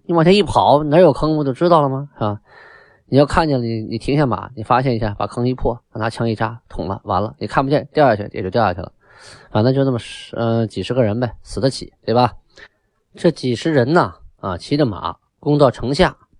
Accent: Shenyang, Liaoning, China; 那个地方叫东陵区，啊，也就是我的故乡，我就出生在东陵区，经常遥望天柱山。啊，我现在在沈阳的家呢，开开窗户，对面就是天柱山，就是东陵

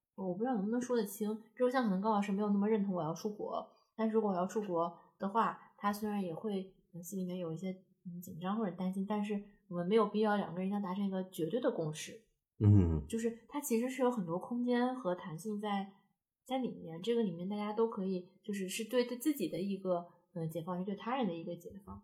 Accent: Taiyuan, Shanxi, China; moved away as an adult; now in Beijing, China; 在太原住所是可能差个八公里

